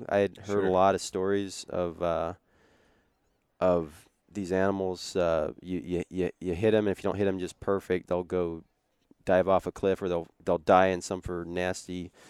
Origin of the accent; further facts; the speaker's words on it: Idaho, United States; because I'm normally the type of guy growing up in the Northwest, and you've hunted where I grew up